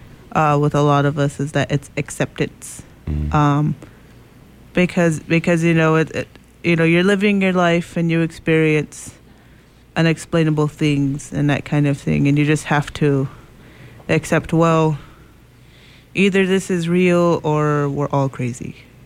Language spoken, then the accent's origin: English; United States; Of course, I'm Native American.